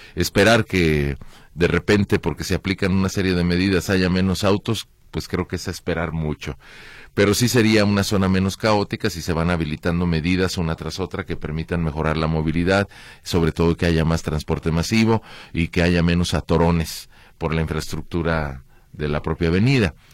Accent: Mexico; Como mexicanos

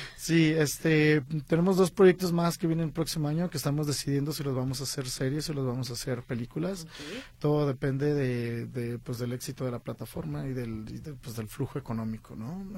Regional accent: Guadalajara, Jalisco, Mexico; moved away as an adult; now in Los Angeles, United States; mi casa donde yo nací, en Guadalajara

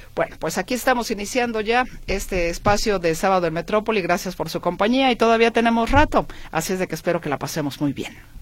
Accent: Guadalajara, Jalisco, Mexico; como buena tapatía, como buena, mexicana

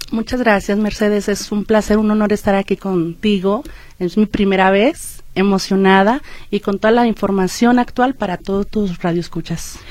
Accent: Mexico; cómo somos los mexicanos

